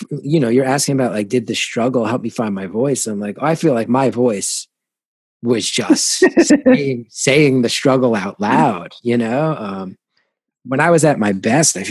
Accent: New Jersey, United States; growing up in Jersey

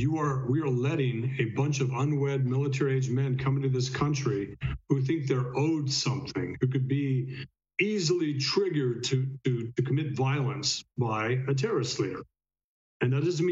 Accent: El Paso, Texas, United States; I'm from El Paso, Texas

